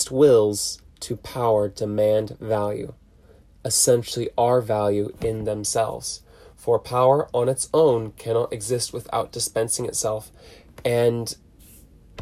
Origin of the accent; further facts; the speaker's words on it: Huntington Beach, California, United States; Growing up in Huntington Beach